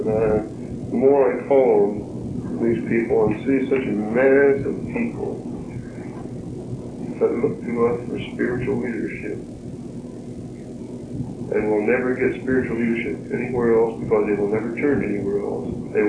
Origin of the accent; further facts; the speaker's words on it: Hessville, United States; moved away; Because I did not grow up in this part of the country. I grew up in Hessville.